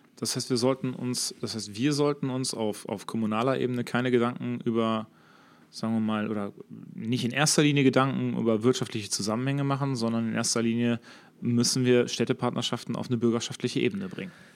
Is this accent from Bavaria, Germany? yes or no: no; Herne, North Rhine-Westphalia, Germany; bei uns in Herne